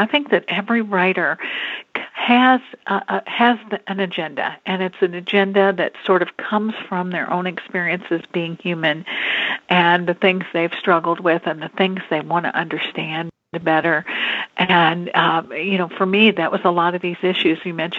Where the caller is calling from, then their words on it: Louisville, Kentucky, United States; I'm calling in from Louisville, Kentucky.